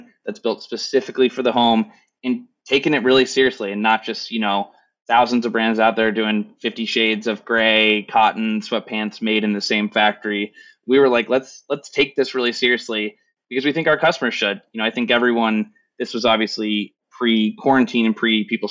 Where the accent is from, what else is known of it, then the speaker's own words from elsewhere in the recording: Kansas, United States; I'm from Kansas.